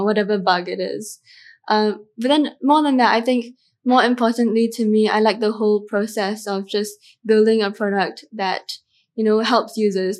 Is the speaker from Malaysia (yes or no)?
yes; Malaysia; I'm Malaysian Chinese, but we never spoke Chinese at home